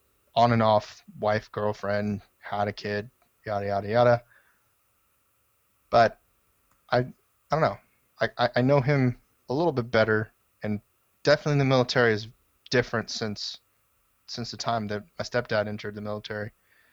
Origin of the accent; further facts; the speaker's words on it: Nevada, United States; born there; now in Texas, United States; I was born in Nevada.